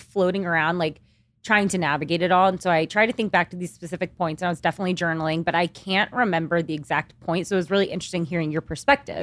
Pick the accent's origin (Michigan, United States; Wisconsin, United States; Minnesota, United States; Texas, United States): Texas, United States; Kingwood; moved away as an adult; also born or lived in Austin, Texas; now in New York City, United States; I grew up in Texas my entire life